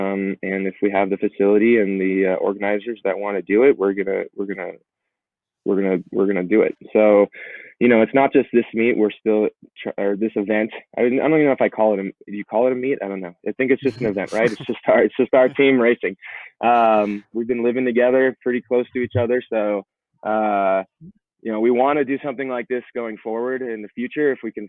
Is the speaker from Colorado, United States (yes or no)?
yes; Colorado, United States; Kind of living and growing up in Colorado, seeing a lot of attempts but coming up short.